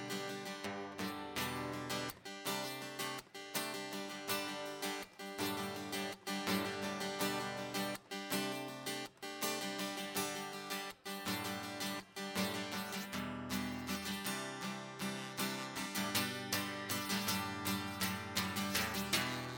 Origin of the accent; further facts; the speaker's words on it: Littleville, Texas, United States; I'm from Littleville, Texas